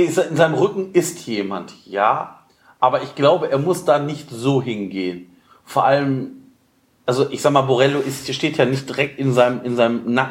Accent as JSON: {"language": "German", "town": "Cologne", "region": "North Rhine-Westphalia", "country": "Germany", "said": "Also ja, vielleicht ist man als Kölner mit Videoassistent"}